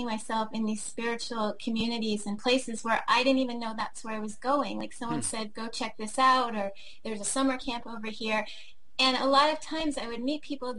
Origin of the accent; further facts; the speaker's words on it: Washington, District of Columbia, United States; moved away; also born or lived in Hawaii; I grew up in Washington, D.C.